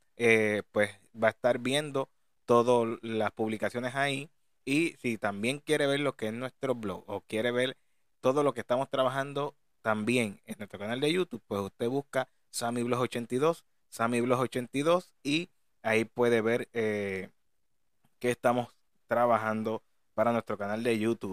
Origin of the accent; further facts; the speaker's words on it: Puerto Rico; de aquí, de nuestra isla de Puerto Rico